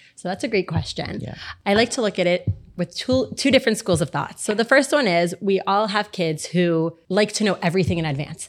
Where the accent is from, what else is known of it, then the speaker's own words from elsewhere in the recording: Miami, Florida, United States; I'm also born and raised here, born and bred